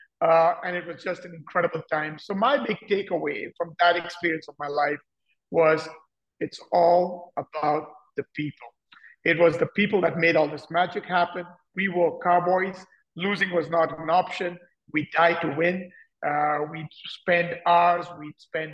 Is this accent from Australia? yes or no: no; India; moved away as an adult; also born or lived in Delhi / London / France / United States; I grew up in India